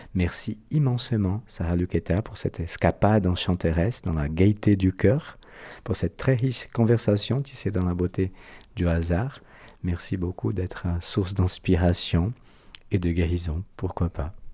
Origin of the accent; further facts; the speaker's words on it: Brazil; accent: Brazilian; French is a second language; moved away; Mon accent brésilien